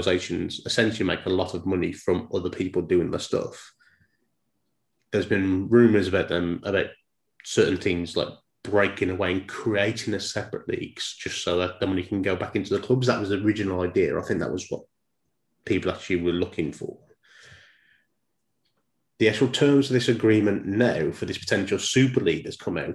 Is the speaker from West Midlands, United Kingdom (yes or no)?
yes; Dudley, West Midlands, United Kingdom; I grew up following football because if the accent can't give it away, I'm from Dudley